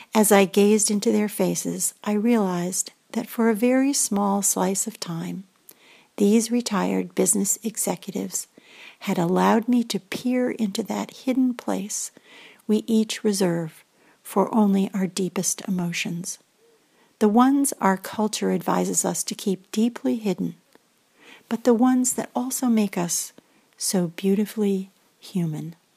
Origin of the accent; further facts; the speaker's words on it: Greenwich, Connecticut, United States; I come from Greenwich, Connecticut, also known as the home of hedge funds, a very wealthy town.